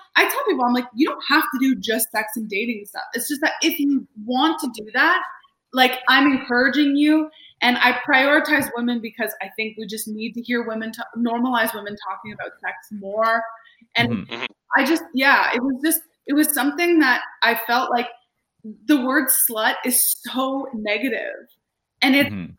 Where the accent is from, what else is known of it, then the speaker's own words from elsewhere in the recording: Montreal, Quebec, Canada; moved away as an adult; now in Toronto, Canada; I'm from Montreal, but I've lived in Toronto for over a decade.